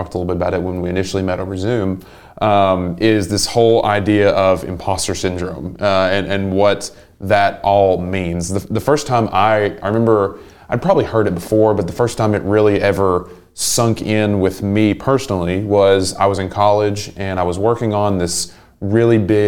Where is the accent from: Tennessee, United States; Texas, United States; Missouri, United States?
Tennessee, United States; Englewood; moved away as an adult; now in Chattanooga, United States; I'm from about an hour up the road, a really small town called Englewood. And it's got about 1,000 people.